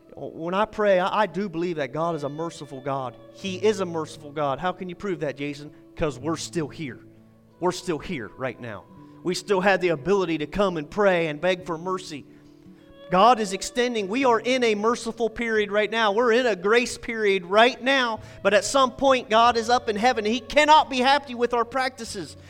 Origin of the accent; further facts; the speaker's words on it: United States; I am an American